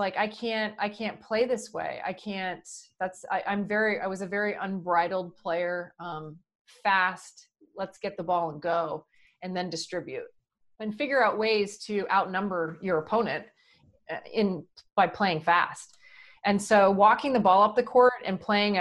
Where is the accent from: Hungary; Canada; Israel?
Canada; Brockville, Ontario; moved away as an adult; now in California, United States; I grew up in Ontario in a small town in Brockville, Ontario, which is about 2 hours north of Syracuse, New York